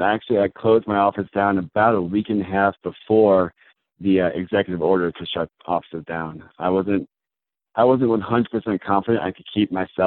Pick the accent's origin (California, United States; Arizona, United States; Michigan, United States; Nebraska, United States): Nebraska, United States; Omaha; also born or lived in Georgia; now in Centennial, United States; I'm from Omaha, Nebraska, actually